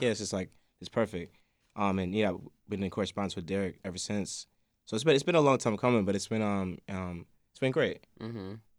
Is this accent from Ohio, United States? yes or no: no; Chicago, Illinois, United States; I'm from Hyde Park